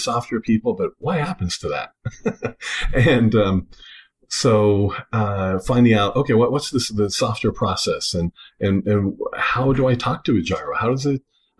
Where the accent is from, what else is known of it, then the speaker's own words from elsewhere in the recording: Tempe, Arizona, United States; moved away as an adult; now in Colorado, United States; I grew up in Tempe area, went from kindergarten through college, living in the same house there.